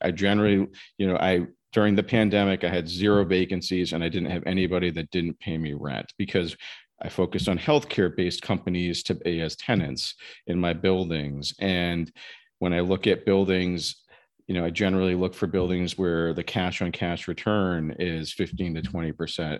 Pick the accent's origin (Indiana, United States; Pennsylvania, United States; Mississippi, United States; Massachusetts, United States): Massachusetts, United States; also born or lived in New Jersey / Simsbury, Connecticut; I'm from Massachusetts originally.